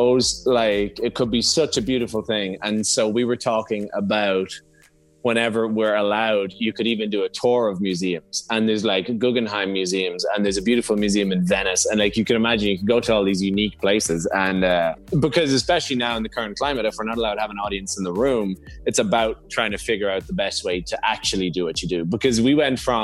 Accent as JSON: {"language": "English", "country": "Ireland", "said": "both being Irish"}